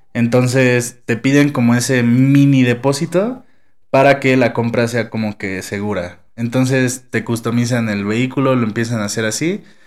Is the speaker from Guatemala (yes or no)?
no; Mexico